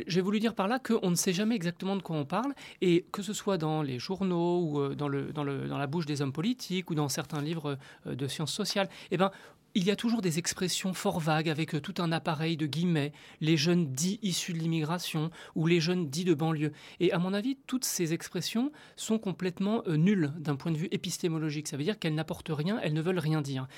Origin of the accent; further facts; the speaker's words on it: Tunisia; moved away as an adult; now in France; Je suis tunisien